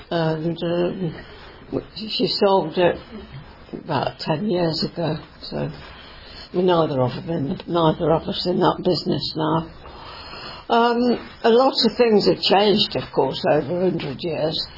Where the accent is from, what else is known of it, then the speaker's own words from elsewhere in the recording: Coventry, West Midlands, United Kingdom; also born or lived in Birmingham; when I was seven, we came to Coventry. and I went to Stoke School. Uh, I was there till I was 14.